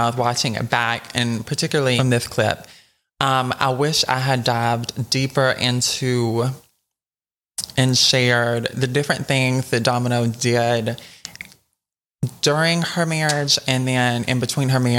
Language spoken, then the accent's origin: English; South Georgia, United States; I'm from South Georgia as well